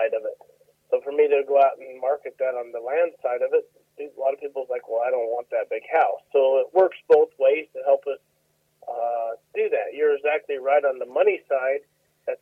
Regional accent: Colorado, United States; moved away as an adult; now in McAlester, United States; I was born and raised in 7 generations in Colorado

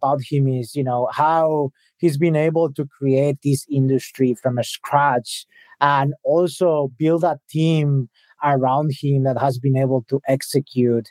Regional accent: Spain; I grew up in Spain.

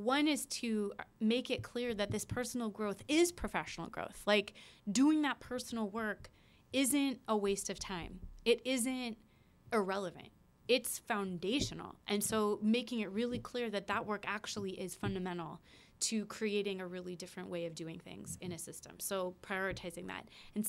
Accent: West Des Moines, Iowa, United States; I grew up in Iowa. I grew up in West Des Moines, Iowa.

